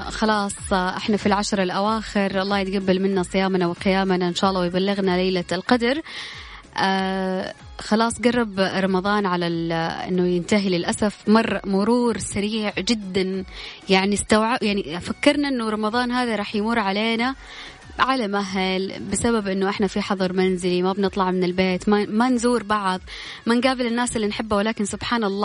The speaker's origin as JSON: {"language": "Arabic", "country": "Sudan", "lives_now": "Jeddah, Saudi Arabia", "said": "أنا من السودان بس ساكن جدة"}